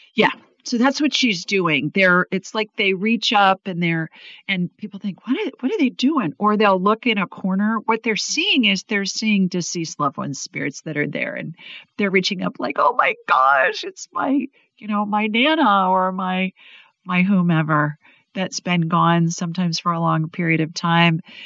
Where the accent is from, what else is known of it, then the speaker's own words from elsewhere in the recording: Ohio, United States; now in Alabama, United States; I grew up in Ohio, and when I was little, we used to get so worried if it wasn't going to snow